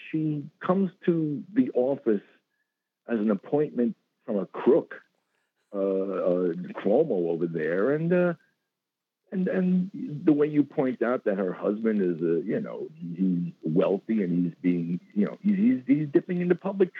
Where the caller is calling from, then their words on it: Bronx, New York, United States; I'm in a Zionist enclave up in the Bronx.